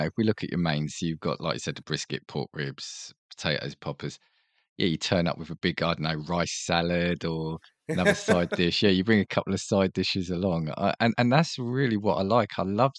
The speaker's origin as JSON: {"language": "English", "country": "United Kingdom", "said": "being a Brit"}